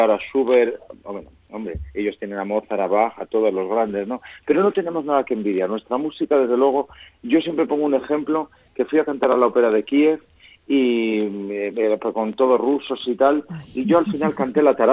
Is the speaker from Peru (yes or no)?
no; Castile, Spain; yo soy castellano y yo siempre digo que Castilla y Aragón se dan la mano